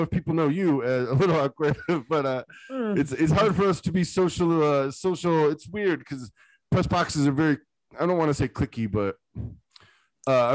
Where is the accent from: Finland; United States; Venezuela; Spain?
United States; I'm American